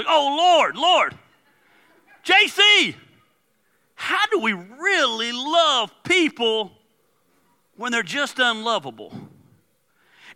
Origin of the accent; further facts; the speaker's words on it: the South, United States; I'm from the South